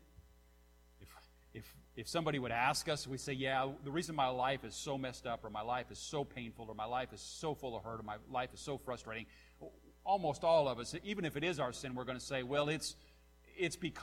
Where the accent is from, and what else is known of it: Nappanee, Indiana, United States